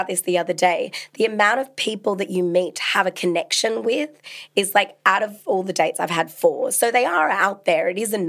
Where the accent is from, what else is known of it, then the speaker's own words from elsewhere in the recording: Sydney, New South Wales, Australia; moved away as an adult; now in London, United Kingdom; I'm from Sydney